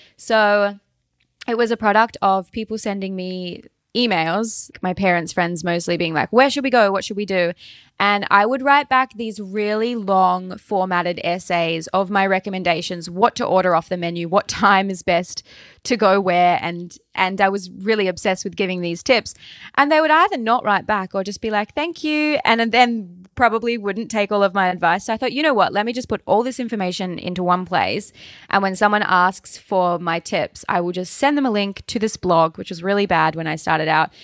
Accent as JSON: {"language": "English", "town": "Launceston", "region": "Tasmania", "country": "Australia", "tie": "born or raised there", "accent": "Australian", "said": "I was born in the northwest of Tasmania and then have lived pretty much my entire life in Launceston, which is the second biggest city in the north"}